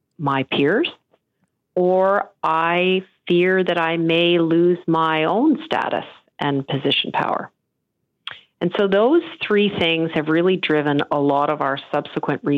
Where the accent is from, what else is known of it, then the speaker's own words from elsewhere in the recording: Canada; also born or lived in Europe / Netherlands; I am an immigrant to Canada, and I am the most fortunate person to have come, to have had my parents bring us here